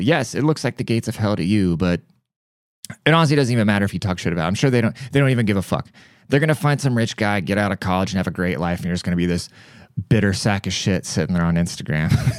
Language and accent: English; United States; as an American, like, as a privileged American